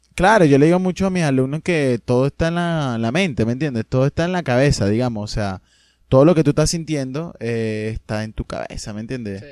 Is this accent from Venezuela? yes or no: yes; Venezuela; also born or lived in Argentina